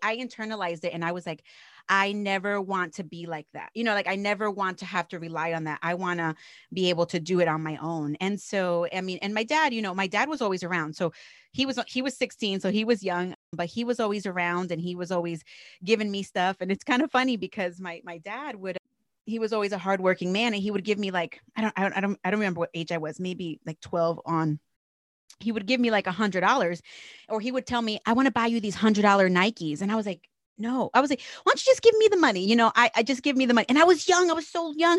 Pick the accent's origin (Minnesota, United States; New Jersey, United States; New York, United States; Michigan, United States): New Jersey, United States; I'm from New Jersey, born and raised. So, I'm a Jersey girl